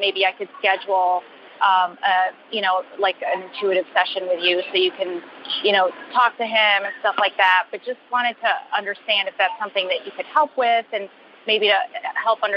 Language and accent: English; Charlotte, North Carolina, United States; I'm calling you from the LaGuardia Airport, but I'm from Charlotte